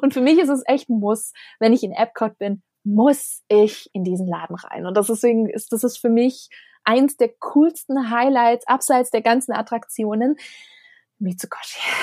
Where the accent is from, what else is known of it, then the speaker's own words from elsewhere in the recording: Germany; als Europäer, als, als Deutscher